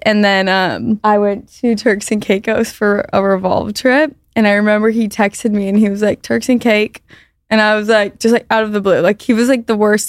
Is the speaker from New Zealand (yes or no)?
no; Orange County, California, United States; moved away as an adult; also born or lived in San Francisco / Boulder; grew up in Orange County